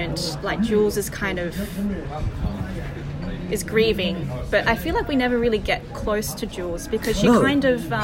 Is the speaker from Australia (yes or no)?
yes; Perth, Western Australia, Australia; I grew up in Perth